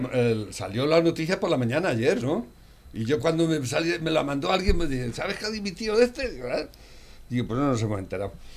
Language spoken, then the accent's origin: Spanish; Tomelloso, Castilla-La Mancha, Spain; pero yo también soy de Tomelloso